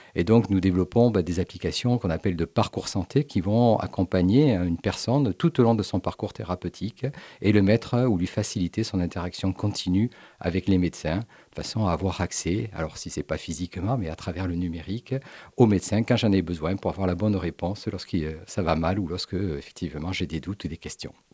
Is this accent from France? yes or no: yes; Montpellier, Occitania, France; on est natif de Montpellier, vous comprenez, j'ai pendant 17 ans été à la direction générale de l'Institut cancer de Montpellier, donc c'est une ville à laquelle je suis particulièrement attaché. J'ai fait mes études également ici à Montpellier